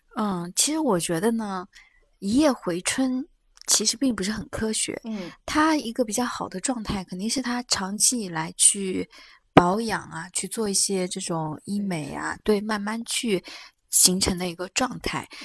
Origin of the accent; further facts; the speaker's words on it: China; 就以前因为我们中国人。包括我们亚洲人，因为解剖学的原因